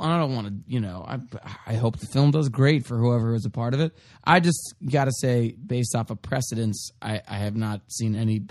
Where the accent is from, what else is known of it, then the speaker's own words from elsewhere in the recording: Dallas, Texas, United States; now in Los Angeles, United States; I grew up in Dallas, Texas, and I did a lot of theater there locally. And then I moved to L.A.